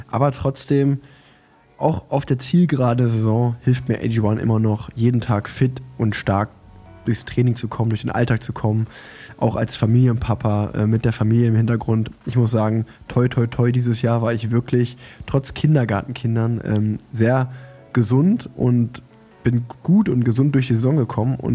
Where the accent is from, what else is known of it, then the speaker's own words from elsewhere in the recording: Germany; Wir sind der, doch genau, erfolgsverwöhnt genau, sind, als Deutsche.